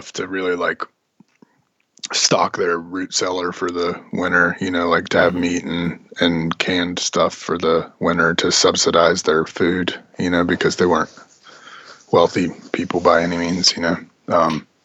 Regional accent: Gaston County, North Carolina, United States; moved away; also born or lived in Pennsylvania / Charlotte; I grew up actually outside of Charlotte in Gaston County. Mm-hmm. It's pretty close to Charlotte, but real rural part of North Carolina.

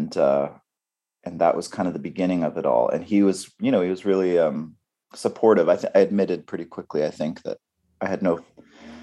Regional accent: Vancouver Island, British Columbia, Canada; moved away; also born or lived in Montreal; We grew up in on the west coast of Canada, on Vancouver Island

